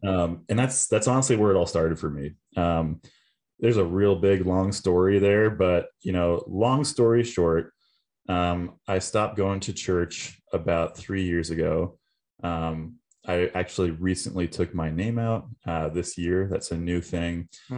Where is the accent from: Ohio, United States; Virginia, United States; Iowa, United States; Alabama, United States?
Virginia, United States; So we kind of moved around a lot. I call Virginia home mainly. So I grew up on the East Coast.